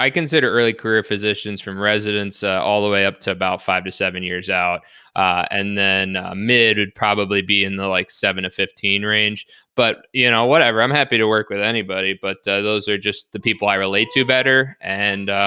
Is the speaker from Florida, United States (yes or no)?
no; New York City, New York, United States; moved away as an adult; also born or lived in Long Island, New York / Syracuse, New York / Chicago, Illinois; now in Buffalo, United States; So I actually grew up in Queens, the New York City area